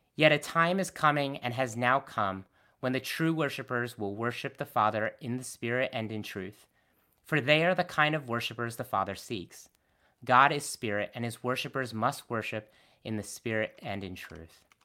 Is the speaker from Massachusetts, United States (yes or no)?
no; Connecticut, United States; also born or lived in Boston; I was born and raised in Connecticut